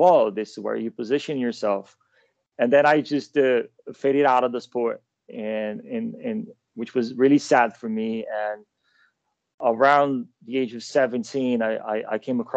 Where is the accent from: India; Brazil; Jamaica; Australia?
Brazil; São Paulo; moved away as an adult; also born or lived in Malmö, Sweden / Milan, Italy / Michigan, United States; now in London, United Kingdom; Born and raised in Sao Paulo, Brazil